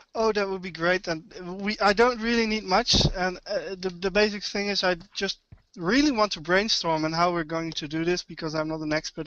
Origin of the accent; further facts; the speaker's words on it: Netherlands; English is a second language; also born or lived in Amersfoort; I'm from Holland. I live uh, near Arnhem